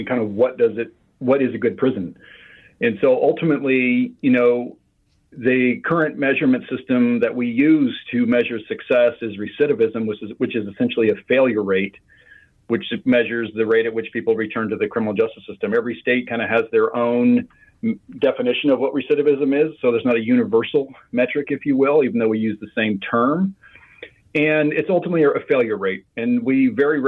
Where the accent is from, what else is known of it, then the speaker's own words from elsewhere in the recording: Midwest, United States; I grew up in the Midwest